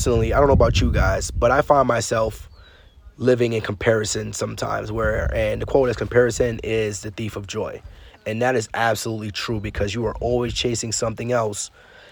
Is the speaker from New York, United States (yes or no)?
yes; New York City, New York, United States; growing up in Brooklyn, New York, I wasn't a big traveler